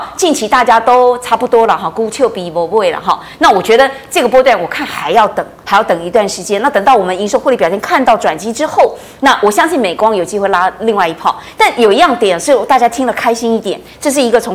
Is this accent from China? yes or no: no; Taiwan; 我们台湾这边